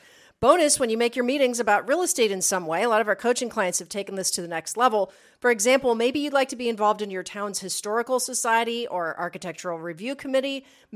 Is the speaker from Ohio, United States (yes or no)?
yes; Columbus, Ohio, United States; We love you. We're from Columbus.